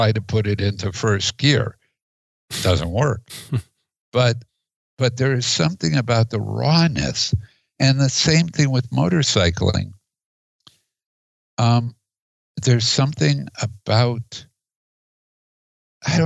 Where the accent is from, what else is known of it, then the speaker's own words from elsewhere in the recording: Chicago, Illinois, United States; now in Oregon, United States; I grew up in Chicago